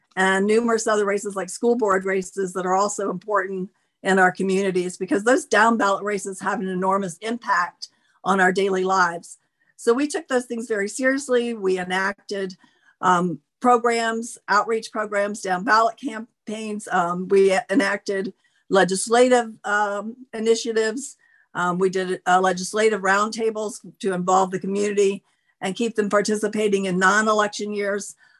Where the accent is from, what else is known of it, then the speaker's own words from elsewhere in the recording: Florida, United States; moved away; I grew up in Florida